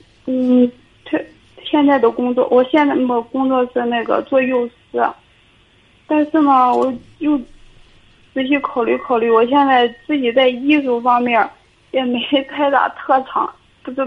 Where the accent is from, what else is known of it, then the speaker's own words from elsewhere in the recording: Linyi, Shandong, China; 会，我家临沂的，